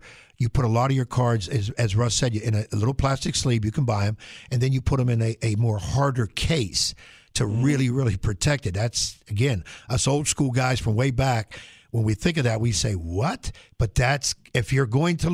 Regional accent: Pennsylvania, United States; moved away; I'm from Pennsylvania

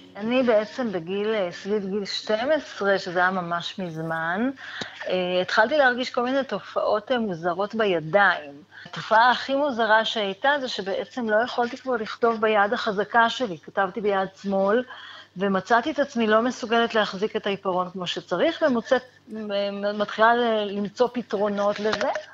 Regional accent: Israel; אני גדלתי בקיבוץ, בחברה נורא נורא סגורה

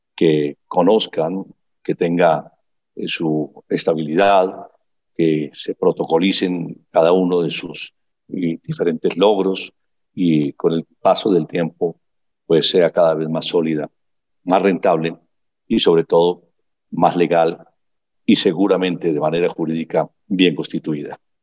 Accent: Colombia

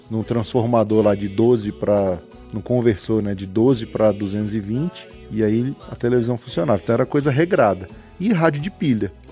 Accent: Ceilândia, Federal District, Brazil; also born or lived in Taguatinga; Nasci em 79, hoje eu tenho 4.0. Eita, menino. A idade chega. Chegando. E assim, fui criado aqui em Taguatinga, nessa região, e depois até os três anos de idade e depois mudei para Ceilândia e passei a minha infância e adolescência toda na Ceilândia

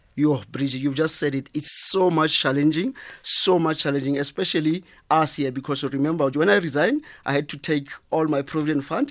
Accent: South Africa; I'm from Kasi, Jmawupani, a little town called uh, Jmawupani.

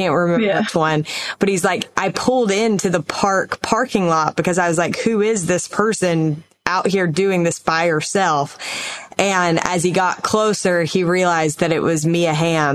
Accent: North Carolina, United States; that's where I'm from

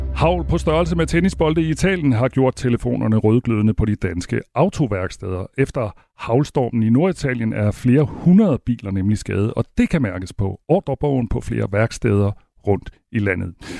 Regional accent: Denmark; vi sender her fra Danmark, og vi er danskere selv

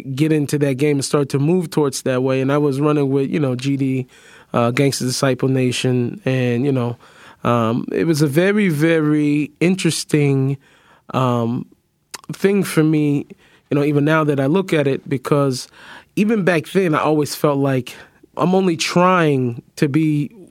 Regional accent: Seattle, Washington, United States; born or raised there

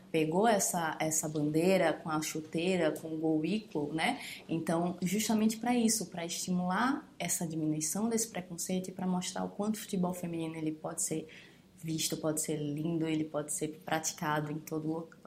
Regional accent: Alagoas, Brazil; Eu sou de Alagoas, né? E a Marta é de Alagoas.

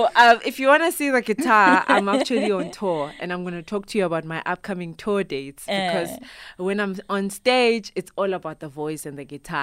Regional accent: Zimbabwe; I'm originally from Zimbabwe. I was born there, mm-hmm. grew up there

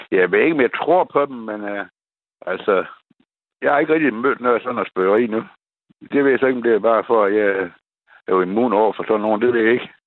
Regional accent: Læsø, North Denmark Region, Denmark; jeg kommer fra Læsø

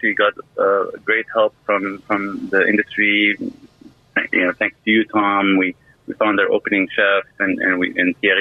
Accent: Lebanon; now in Seattle, United States; we're both Syrian origin, but I grew up in Lebanon

